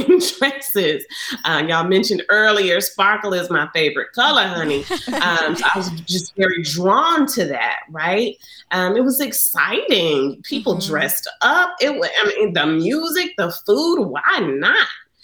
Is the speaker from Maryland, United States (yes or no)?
no; Montgomery, Alabama, United States; I'm born and raised in Montgomery, Alabama